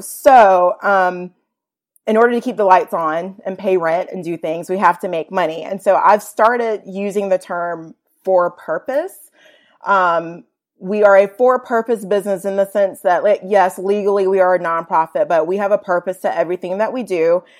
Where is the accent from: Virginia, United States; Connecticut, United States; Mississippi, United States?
Virginia, United States; moved away as an adult; also born or lived in Atlanta, Georgia; now in Chattanooga, United States; I grew up in Virginia, went to college in Northern Virginia, D C area, George Mason University